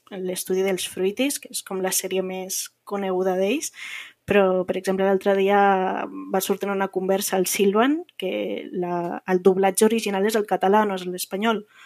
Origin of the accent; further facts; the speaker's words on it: Andorra; moved away as an adult; now in Barcelona, Spain; tinc un accent una miqueta diferent. Eh, soc andorrana i eh, sí que porto visquent a, a Barcelona uns anys